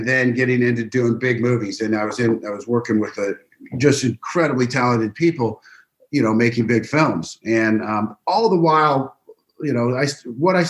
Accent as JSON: {"language": "English", "town": "Kansas City", "region": "Missouri", "country": "United States", "also_born_or_lived": "Los Angeles, California", "moved": "as an adult", "said": "I moved from Kansas City."}